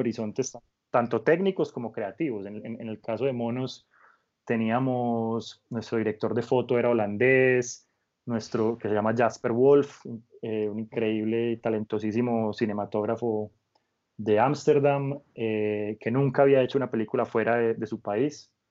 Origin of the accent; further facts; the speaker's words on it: Colombia; also born or lived in France; como muchos colombianos o muchos jóvenes de mi generación